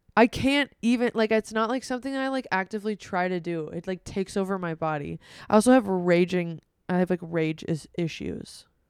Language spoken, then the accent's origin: English; United States; we're American